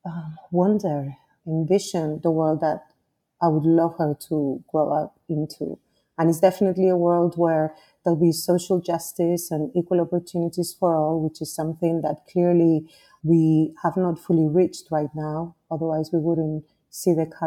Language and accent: English; Spain; also born or lived in Nigeria; now in Costa Rica; I was born in Nigeria, in West Africa, but at the age of 2, my parents decided to move back to Spain